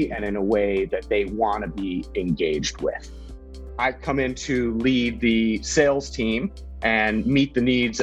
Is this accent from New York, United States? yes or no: no; California, United States; moved away as an adult; now in Singapore; I'm from California